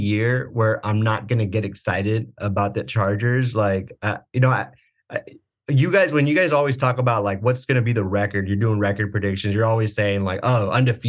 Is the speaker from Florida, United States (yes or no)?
no; Oceanside, California, United States; also born or lived in San Diego / Orange County; I was born in San Diego. I was raised in Oceanside, and I was in Oceanside till about 13 years old.